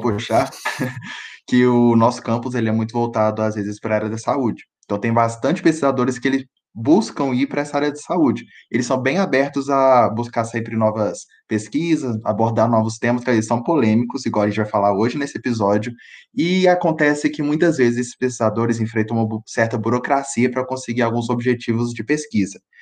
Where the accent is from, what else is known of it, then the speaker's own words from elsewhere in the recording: Conselheiro Lafaiete, Minas Gerais, Brazil; eu sou de Conselheiro Lafayette